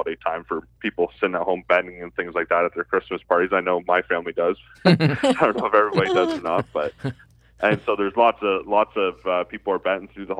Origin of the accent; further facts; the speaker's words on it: Ontario, Canada; I grew up in obviously in Ontario here